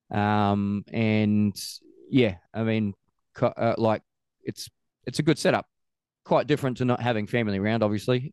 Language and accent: English; Australia; also born or lived in Queenstown, New Zealand / Christchurch, New Zealand; now in New Zealand; I'm from Australia originally